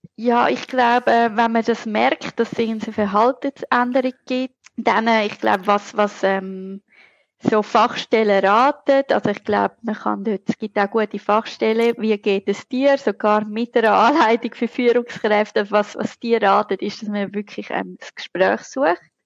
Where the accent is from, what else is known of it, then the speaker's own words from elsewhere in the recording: Zurich, Switzerland; accent: Zurich dialect; ihr hört es an meinem charmanten Akzent, also Dialekt, ich bin Zürcherin